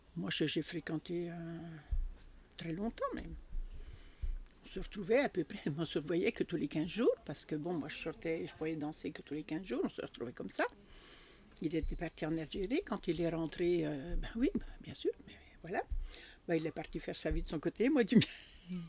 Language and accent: French; Bresse, Bourgogne-Franche-Comté, France; accent: jurassien; j'ai fait toute mon enfance en Bresse